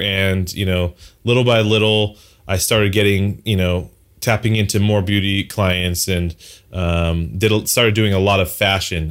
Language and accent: English; Los Angeles, California, United States; born and raised in Southern California, LA for the most part